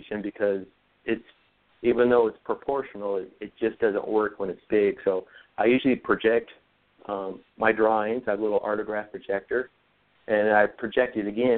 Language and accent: English; Oregon, United States; now in Southern California, United States; I travel up to Oregon, back to my home state a lot.